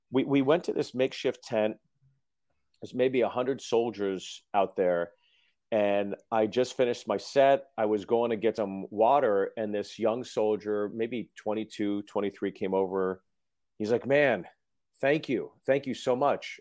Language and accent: English; Freehold, New Jersey, United States; I was born in Freehold